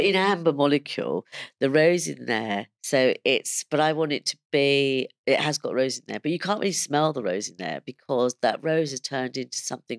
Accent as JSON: {"language": "English", "region": "London", "country": "United Kingdom", "tie": "born or raised there", "also_born_or_lived": "India", "said": "even though I was born in London, I went to go and live in India for, um, about four and a half years"}